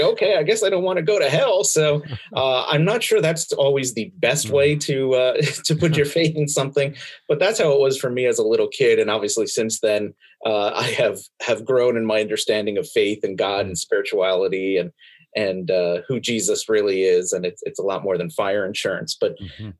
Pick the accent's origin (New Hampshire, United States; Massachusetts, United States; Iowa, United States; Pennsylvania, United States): Pennsylvania, United States; also born or lived in Brooklyn, New York; I only lived there for the first four years of my life before uh, before mommy and daddy moved us all to Pennsylvania to to spend uh, uh, what seems like the rest of my life